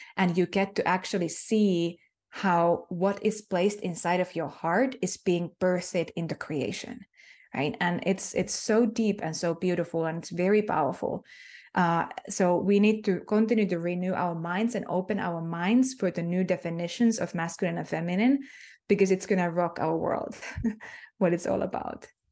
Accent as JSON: {"language": "English", "country": "Finland", "first_language": "Finnish", "second_language": "English", "said": "Finnish is my native tongue"}